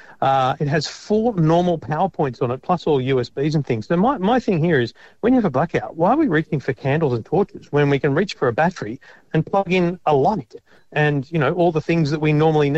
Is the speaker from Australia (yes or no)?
yes; Redcliffe, Queensland, Australia; moved away; I grew up in Redcliffe.